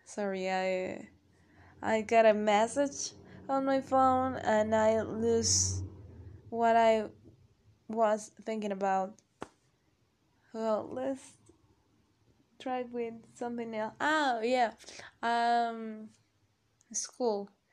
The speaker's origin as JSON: {"language": "English", "region": "State of Mexico", "country": "Mexico", "tie": "born or raised there", "second_language": "English", "said": "I'm from Mexico. I'm 21 and I've been living here all my life."}